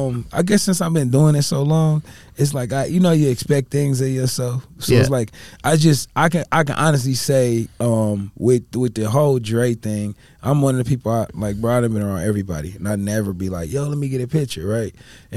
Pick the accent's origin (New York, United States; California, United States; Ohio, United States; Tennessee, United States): Ohio, United States; y'all from Mass, I'm from Ohio.